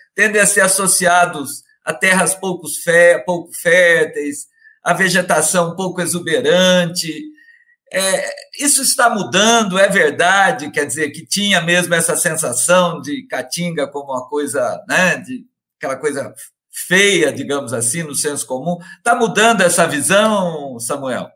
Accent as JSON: {"language": "Portuguese", "region": "Minas Gerais", "country": "Brazil", "said": "eu como bom mineiro"}